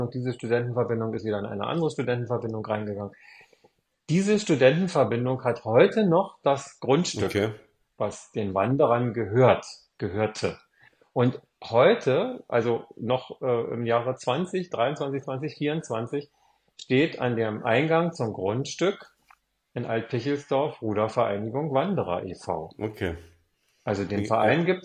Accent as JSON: {"language": "German", "town": "Spandau", "region": "Berlin", "country": "Germany", "tie": "born there", "said": "wohne ich wieder da, wo ich geboren bin, in, in dem Stadtteil oder der Stadt ähm, Spandau"}